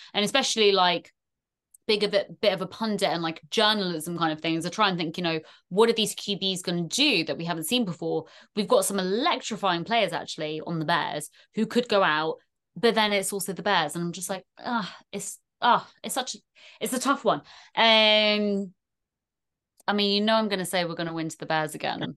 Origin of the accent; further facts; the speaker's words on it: England, United Kingdom; accent: very strong English; also born or lived in Ireland; in the motherland for me, even though I rap a very strong English accent